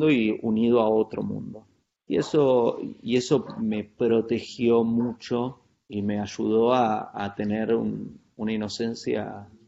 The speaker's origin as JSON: {"language": "Spanish", "town": "San Carlos de Bariloche", "region": "Río Negro", "country": "Argentina", "tie": "born or raised there", "said": "me crié en Bariloche, en un pueblo en la Patagonia Argentina, en los 80. Eh, es un pueblo turístico de, esos lugares donde en una época del año, en este caso es un lugar, es un centro de esquí"}